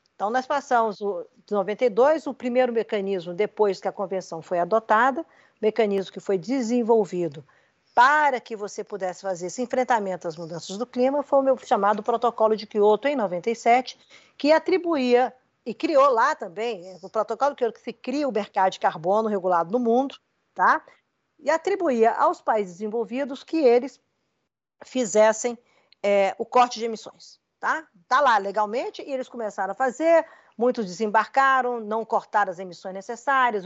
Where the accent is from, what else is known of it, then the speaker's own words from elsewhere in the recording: Brazil; com muito orgulho como brasileira